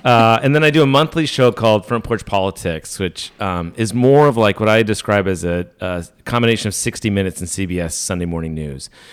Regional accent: Minnesota, United States; moved away; also born or lived in Arkansas; I'm from Minnesota. I went to high school in Arkansas

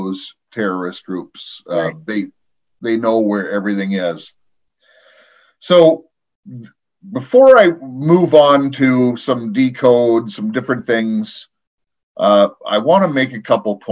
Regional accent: United States; now in Canada; I'm in Canada, I am an American.

